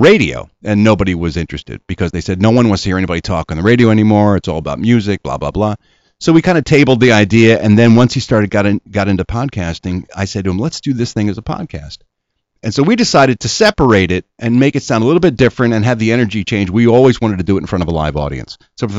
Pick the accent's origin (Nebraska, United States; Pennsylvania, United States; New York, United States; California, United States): Pennsylvania, United States; Philadelphia; No, I'm from Ronhurst.